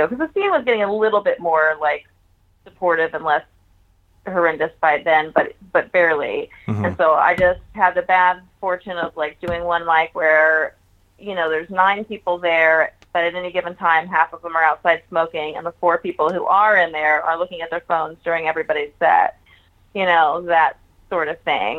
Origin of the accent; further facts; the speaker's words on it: Houston, Texas, United States; also born or lived in Dallas / Orlando / New York / Boston; now in Austin, United States; I lived in Houston until I was 17